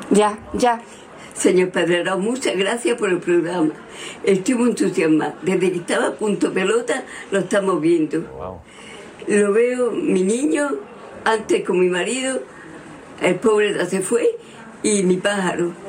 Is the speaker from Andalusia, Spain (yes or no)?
yes; Granada, Andalusia, Spain; Soy de Granada